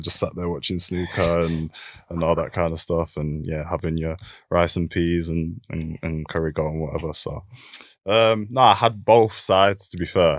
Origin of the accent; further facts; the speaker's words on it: Keighley, Yorkshire and the Humber, United Kingdom; also born or lived in London; I was born in, um, in like a small, a small town called Keithley, which is near, um, near Bradford.